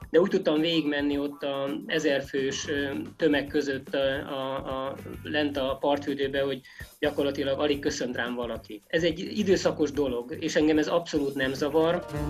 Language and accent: Hungarian; Great Hungarian Plain, Hungary; ezek a hullámos terepek ugye kinyírtak, mint alföldi gyereket